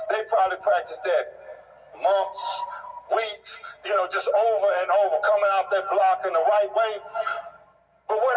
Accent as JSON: {"language": "English", "town": "East St. Louis", "region": "Illinois", "country": "United States", "tie": "born or raised there", "said": "when I was born as a baby, I grew up in East St. Louis, Illinois, and one of the rules that they had was no baby could be born in East St. Louis. So my parents had to drive, no black baby."}